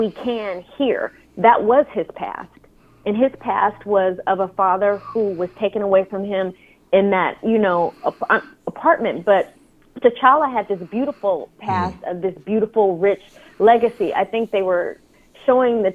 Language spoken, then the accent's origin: English; Oakland, California, United States; I'm from the Bay. So I'm from those hard, mean streets of Oakland